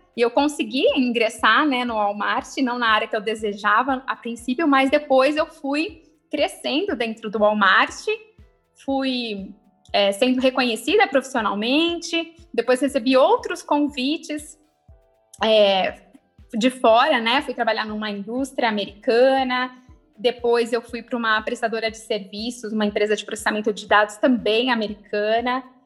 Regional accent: Osasco, São Paulo, Brazil; sou nascida em Osasco.

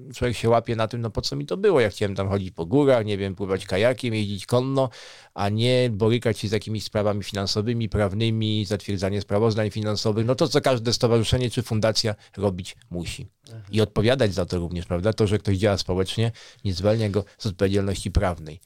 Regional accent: Warsaw, Masovian Voivodeship, Poland; now in Żywiec region, Poland; w moich rodzinnych stronach, czyli na przykład w Warszawie

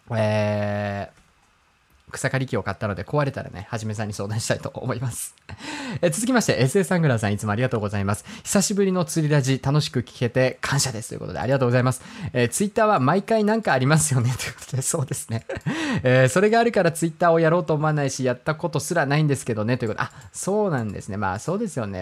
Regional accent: Hokkaido, Japan; 僕が北海道出身ということがありますから

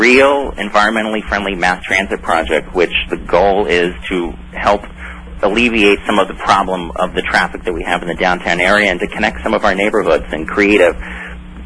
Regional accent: Western Palm Beach County, South Florida, United States; I'm a South Florida boy. I grew up in Western Palm Beach County

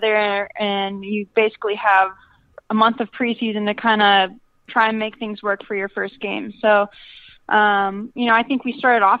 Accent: Appleton, Wisconsin, United States; moved away as an adult; also born or lived in Milwaukee, Wisconsin / Orlando, Florida

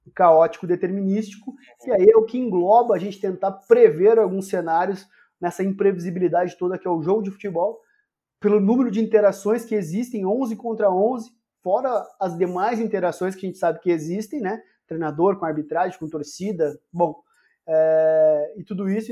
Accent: Santiago, Rio Grande do Sul, Brazil; moved away; also born or lived in Porto Alegre / Belo Horizonte; Eu sou de Santiago, lá onde tem a Copa Santiago

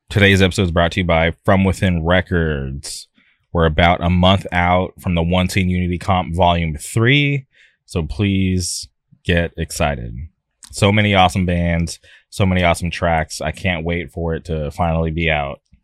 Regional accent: Palm Springs, California, United States; where I grew up out in the Palm Springs area

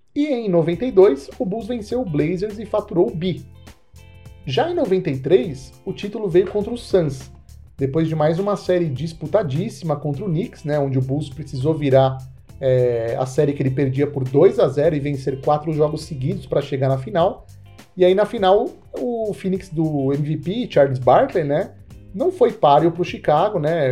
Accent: Brazil; eu sou brasileiro

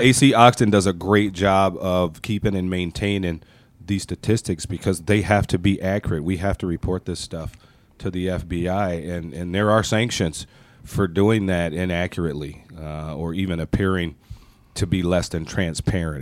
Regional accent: Michigan, United States; moved away as an adult; now in Minnesota, United States; I am a transplant from the great state of Michigan. I was not born and raised in Minnesota, but I lived here far longer than I did in my own home state. I came here to go to college and never never went back.

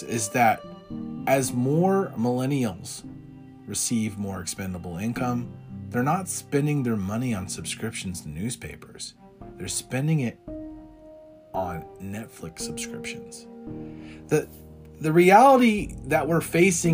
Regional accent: United States; we as American people

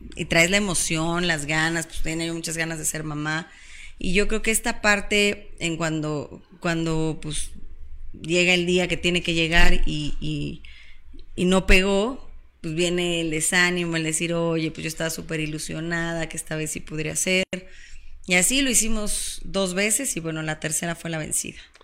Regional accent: Cuautitlán Izcalli, State of Mexico, Mexico; soy mexiquense, este, nací, crecí, viví, vivo

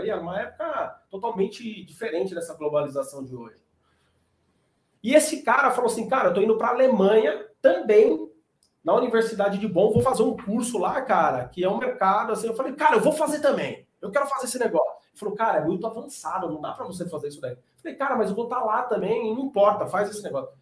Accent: São Paulo, Brazil; moved away as an adult; now in Goiânia, Brazil; Então eu nasci em São Paulo, tô em Goiânia hoje, porque minha esposa é goiana, mudei para cá vai fazer uns dois anos

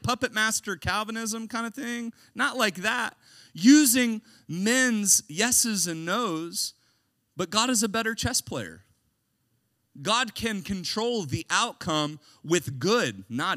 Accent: United States; I'm an American

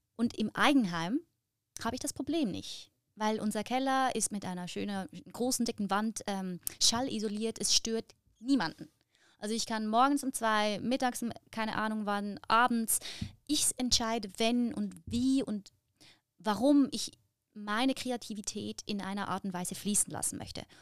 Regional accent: Lucerne, Switzerland; im Kanton Luzern, wo ich herkomme, gibt es viel Hochwasser

